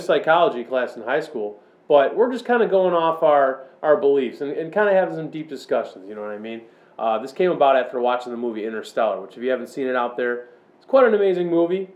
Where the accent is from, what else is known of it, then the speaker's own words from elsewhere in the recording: Chicago, Illinois, United States; I grew up all around the Chicago suburbs